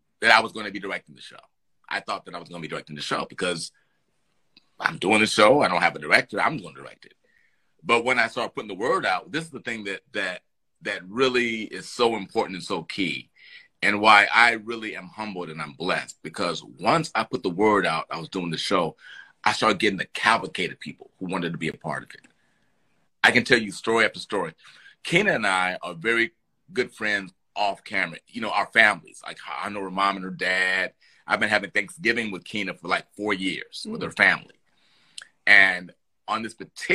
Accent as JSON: {"language": "English", "town": "Chicago", "region": "Illinois", "country": "United States", "moved": "yes", "lives_now": "Los Angeles, United States", "said": "I'm from Chicago"}